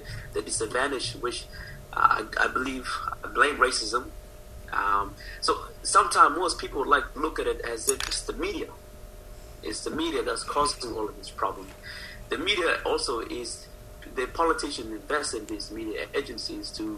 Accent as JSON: {"language": "English", "country": "Australia", "said": "I'm an Aussie"}